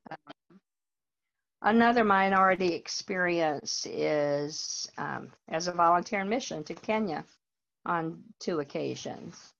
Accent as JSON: {"language": "English", "region": "North Carolina", "country": "United States", "tie": "born or raised there", "also_born_or_lived": "Richmond, Virginia", "moved": "as an adult", "lives_now": "Fredericksburg, United States", "said": "I grew up in North Carolina."}